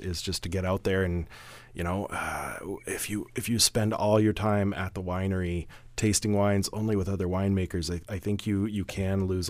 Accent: Canada; moved away; Originally, I'm from Canada. My folks spent the bulk of their life there

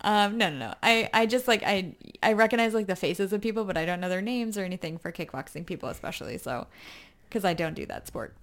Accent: United States; I'm American

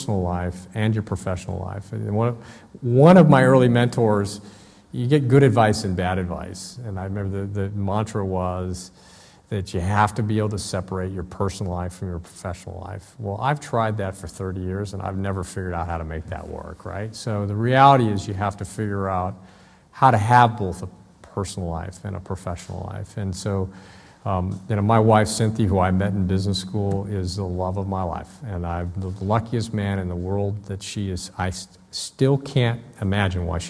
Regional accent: Southern California, United States; I'm from Southern California

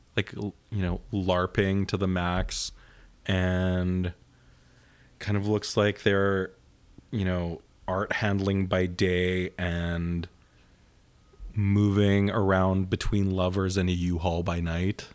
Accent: Winnipeg, Manitoba, Canada; moved away; I grew up in suburban Winnipeg

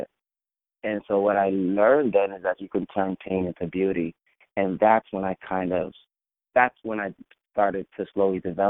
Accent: New York City, New York, United States; I grew up in an area called Flatbush, where a lot of West Indians reside. My family's from Jamaica

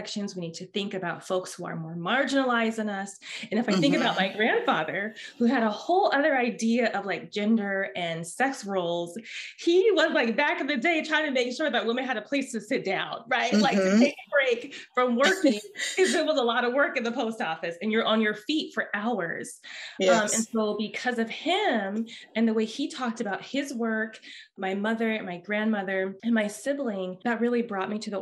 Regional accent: Oakland, California, United States; now in Santa Barbara, United States; I'm originally from Oakland

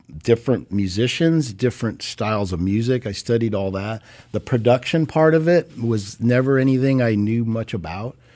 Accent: Orange County, California, United States; moved away as an adult; now in Los Angeles, United States; from the time I was two, parents moved here, grew up down there

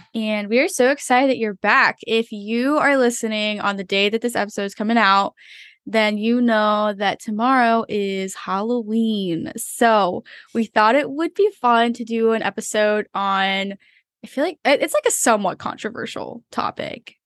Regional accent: Philippines; moved away; also born or lived in Florida, United States; I grew up in the Philippines, then I lived in Florida for a long while

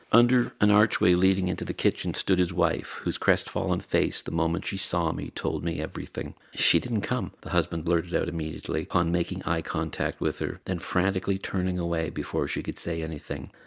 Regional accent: Barry's Bay, Ontario, Canada; also born or lived in Pembroke, Ontario; I was born in Pembroke, raised in Barry's Bay

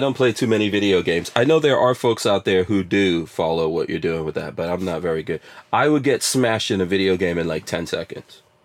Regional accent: New York, United States; growing up in New York

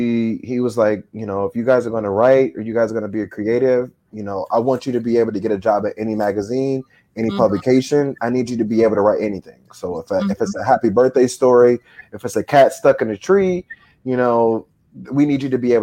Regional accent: Dayton, Ohio, United States; moved away as an adult; now in Florida, United States; When I first moved to Florida, I'm originally from Ohio, Dayton, Ohio

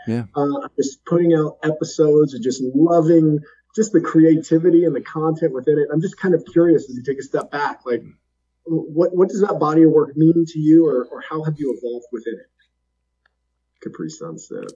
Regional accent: Alaska, United States; we grew up together in Alaska

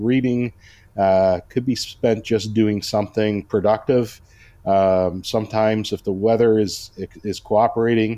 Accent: Toronto, Ontario, Canada; moved away as an adult; also born or lived in Mississauga / New Brunswick; now in Cambridge, Canada; I was actually born and raised in Toronto

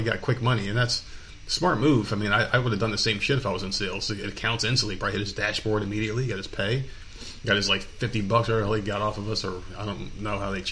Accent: United States; as American people

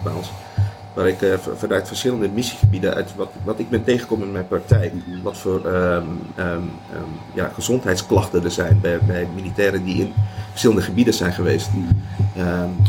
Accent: Netherlands

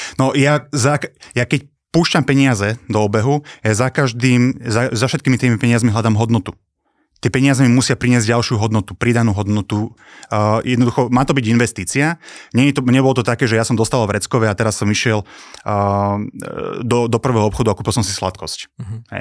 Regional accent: Trenčín, Trenčín Region, Slovakia; ja som chcel zostať doma v Trenčíne, mi sa toto mesto páči, mám tu rodinu, zázemie

